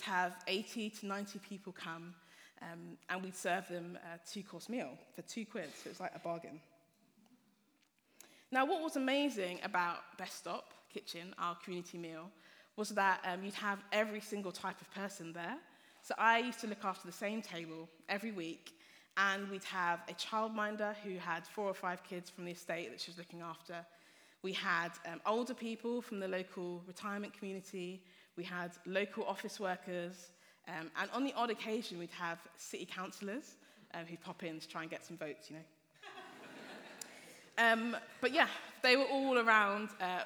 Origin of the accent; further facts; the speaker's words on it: Hertfordshire, East of England, United Kingdom; moved away as an adult; now in Nottingham, United Kingdom; I grew up in Hertfordshire